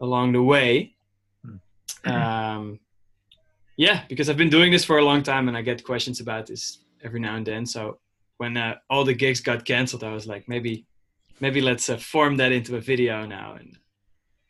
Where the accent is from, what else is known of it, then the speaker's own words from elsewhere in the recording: Amsterdam, North Holland, Netherlands; now in New York, United States; I'm from the Netherlands, from Amsterdam